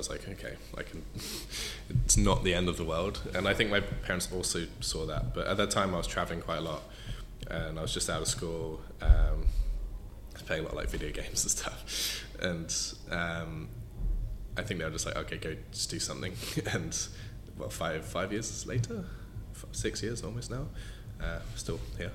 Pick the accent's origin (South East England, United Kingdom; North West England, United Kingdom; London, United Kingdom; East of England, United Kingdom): South East England, United Kingdom; Slough; also born or lived in Windsor / Surin, Thailand; I was born in Slough, so just outside of it, so not the best place in the world, dear to my heart